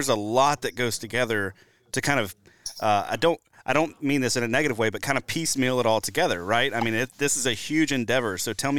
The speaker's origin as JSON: {"language": "English", "region": "Deep South", "country": "United States", "moved": "as an adult", "lives_now": "Wisconsin, United States", "said": "I'm originally from the Deep South. I moved to Wisconsin in January of 2020."}